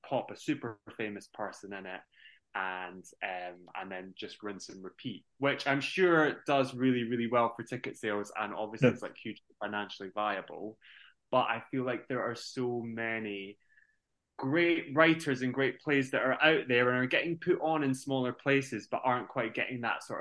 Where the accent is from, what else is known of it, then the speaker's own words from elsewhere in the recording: Stirling, Scotland, United Kingdom; moved away; I'm originally from Stirling